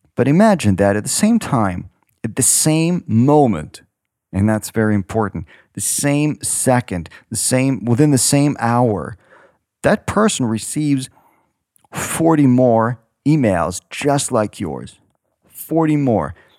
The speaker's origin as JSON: {"language": "English", "country": "Ukraine", "tie": "born or raised there", "moved": "as an adult", "lives_now": "San Francisco, United States", "said": "I was born in Ukraine."}